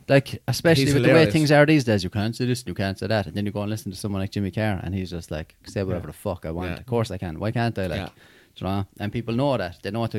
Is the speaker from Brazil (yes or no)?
no; Limerick, Munster, Ireland; I'm from Limerick as well.